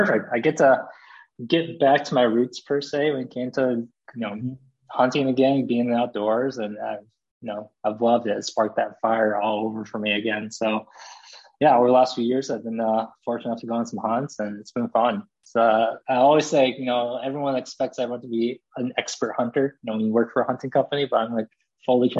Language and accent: English; Michigan, United States; born or raised there; also born or lived in South Korea